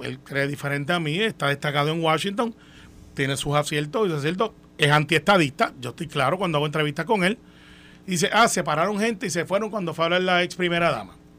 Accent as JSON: {"language": "Spanish", "country": "Puerto Rico", "said": "Nosotros somos una, sociedad, pues somos una raza y somos una cultura pacífica, democrática y que, que se supera. E, ese es el puertorriqueño"}